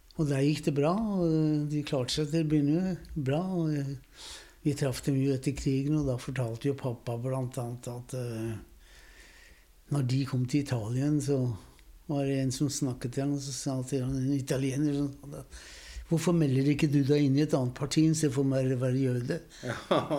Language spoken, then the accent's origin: Swedish; Norway; also born or lived in Vienna, Austria / Sweden; Jag är född i Wien. Mm. I 38. Ja. Kom till Norge. Mm. Och eh, har bott här i Norge resten av livet, bortsett från en tur till Sverige